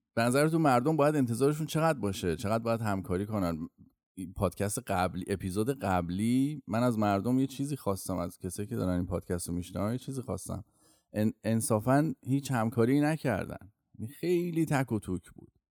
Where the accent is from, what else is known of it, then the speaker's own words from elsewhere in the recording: Iran; first language Persian; moved away; منی که تازه اومدم اینجا و بیشتر عمرم و ایران بودم و زبون اولم فارسیه